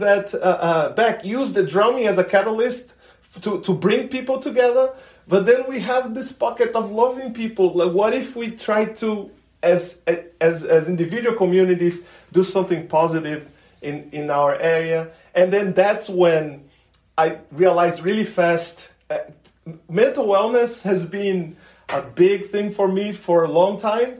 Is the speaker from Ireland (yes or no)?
no; Brazil; moved away as an adult; now in United States; my hometown